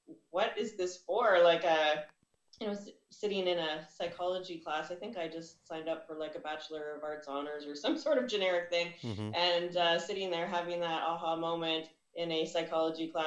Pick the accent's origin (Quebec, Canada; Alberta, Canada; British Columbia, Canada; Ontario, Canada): Ontario, Canada; Ottawa; now in Burlington, Canada; I was born and raised in Ottawa, Ontario